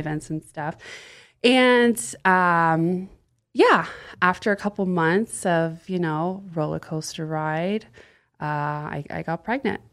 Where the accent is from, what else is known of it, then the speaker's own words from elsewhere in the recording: the South, Florida, United States; moved away as an adult; also born or lived in Austin; now in Los Angeles, United States; I grew up in the South